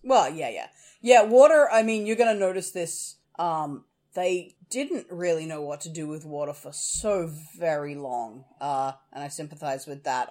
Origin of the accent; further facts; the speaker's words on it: Australia; we're Australian